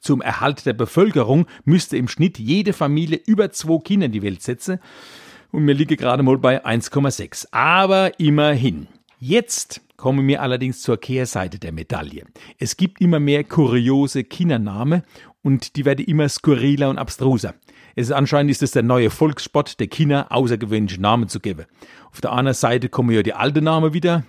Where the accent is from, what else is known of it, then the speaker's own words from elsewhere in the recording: Weinheim, Baden-Württemberg, Germany; Bei uns in Weinem ist die Käve ja ein riesiges Altstadtfest